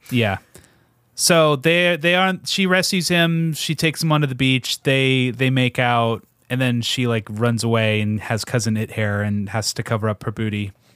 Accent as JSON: {"language": "English", "town": "Portland", "country": "United States", "said": "we're from Portland"}